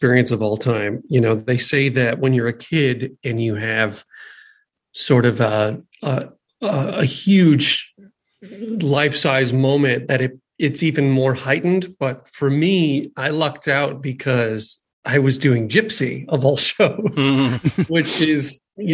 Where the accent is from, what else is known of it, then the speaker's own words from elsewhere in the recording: Bethlehem, Pennsylvania, United States; also born or lived in Riverside, California; We moved from Riverside when I was 4 years old, and I moved to Bethlehem, Pennsylvania